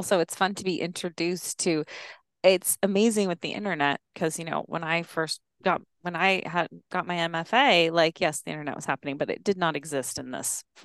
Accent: United States; being an American

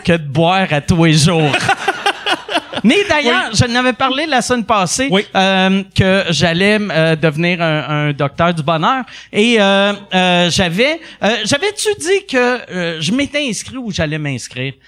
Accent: Quebec City, Quebec, Canada; now in Montreal, Canada; je venais de Québec

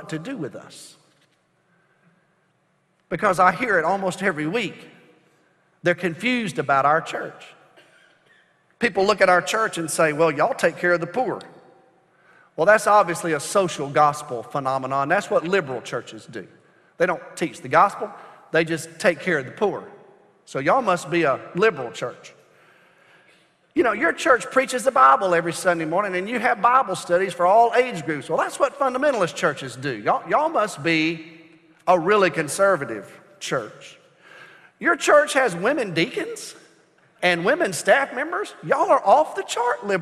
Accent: United States; I'm an American

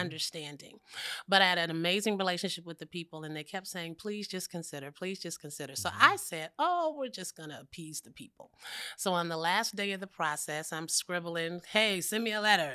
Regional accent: San Francisco Bay Area, California, United States; I am from the Bay Area

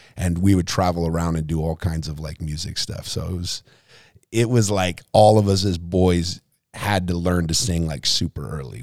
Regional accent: Lompoc, California, United States; also born or lived in Seattle, Washington / Arroyo Grande, California; most of my life was, or at least the years I remember, was in the central coast of California

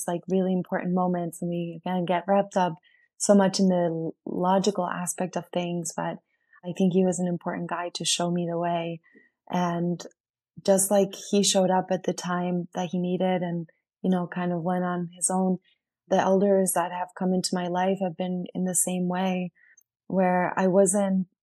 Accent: Bariloche, Río Negro, Argentina; moved away; my hometown in Argentina, where Argentina in Bariloche, my town is a big lake that is surrounded by mountains

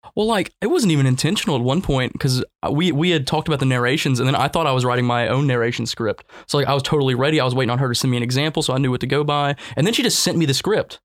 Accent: Winfield, Louisiana, United States; I come from Winfield, which we do ag mechanics

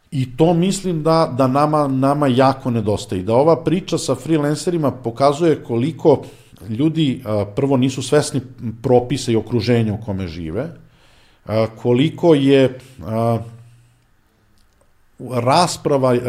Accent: Serbia; ni po čemu niko ne bi mogao da utvrdi da sam ja Srbin

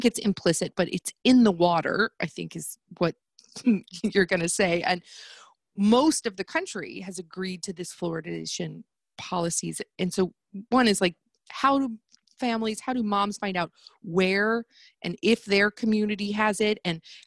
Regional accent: United States; moved away; I am American.

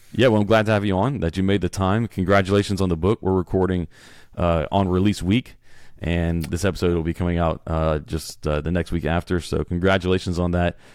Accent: Beaumont, Texas, United States; I was born in Beaumont

